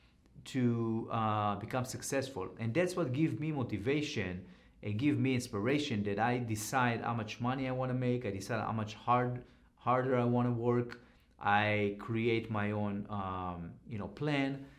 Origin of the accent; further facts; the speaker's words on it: Israel; now in United States; when I grew up in Israel